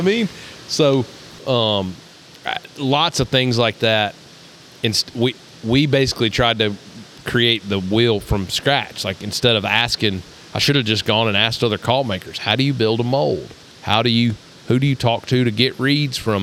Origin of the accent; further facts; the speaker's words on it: Tennessee, United States; I was from Tennessee